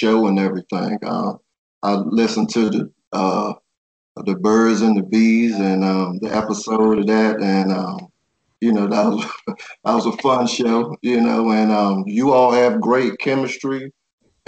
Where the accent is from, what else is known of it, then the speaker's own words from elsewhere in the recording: Washington, District of Columbia, United States; I grew up in Uptown, Washington, D.C., and it was a rough area up there